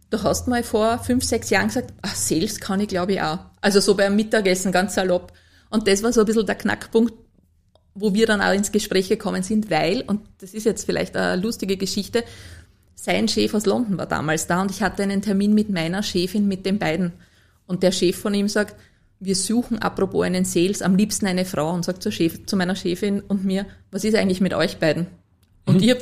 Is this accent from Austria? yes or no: yes; Lower Austria, Austria; Als Niederösterreicherin muss, habe ich erst lernen müssen, dass das die Landespolizeidirektion ist.